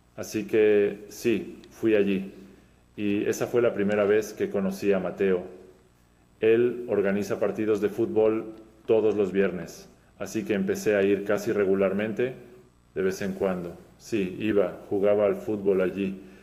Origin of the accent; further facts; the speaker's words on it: Podgorica, Montenegro; Spanish is a second language; soy de Podgorica, Montenegro